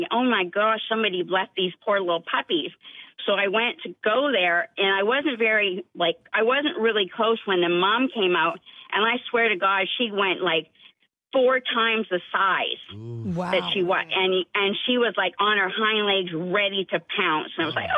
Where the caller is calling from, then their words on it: Mount Pleasant, United States; I am in Mount Pleasant right now, on my way to work.